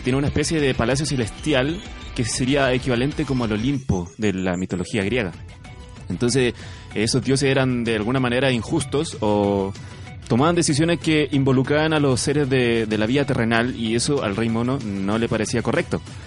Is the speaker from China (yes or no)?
yes; Canton province, Guangdong, China; now in Chile; yo recuerdo en mi infancia, que como sabrán, yo vengo de China, en la provincia de Cantón